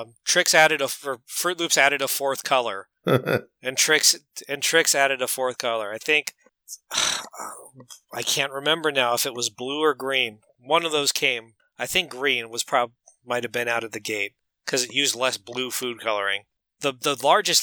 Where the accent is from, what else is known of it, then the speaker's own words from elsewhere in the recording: United States; I'm an American